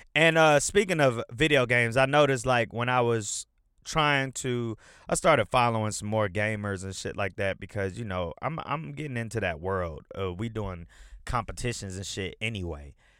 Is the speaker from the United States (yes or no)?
yes; Atlanta, Georgia, United States; also born or lived in Detroit, Michigan; I've been in Atlanta since I was nine years old